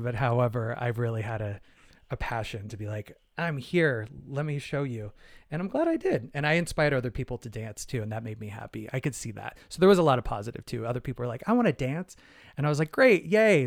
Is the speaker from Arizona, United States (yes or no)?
yes; Phoenix, Arizona, United States; I'm from Phoenix, Arizona, I, you know, I grew up in, like, you know, eighties, nineties in Arizona.